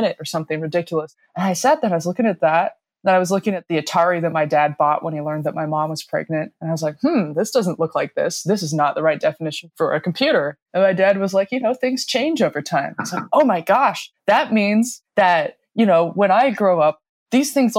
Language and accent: English; Denver, Colorado, United States; I grew up in Denver, Colorado, kind of in the suburbs